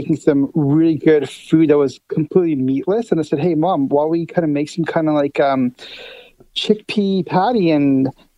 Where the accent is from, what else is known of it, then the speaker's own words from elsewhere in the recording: Winnipeg, Manitoba, Canada; we're actually both born in Winnipeg.